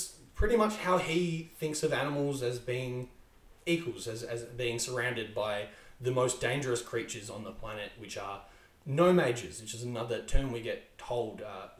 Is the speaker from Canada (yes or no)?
no; Australia; But as an Australian, I really enjoyed the fact that there were Australian teams